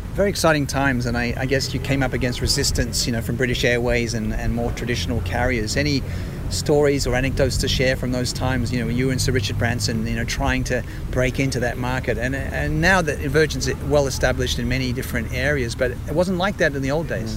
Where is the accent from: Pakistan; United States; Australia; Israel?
Australia; moved away; also born or lived in West London; as an Australian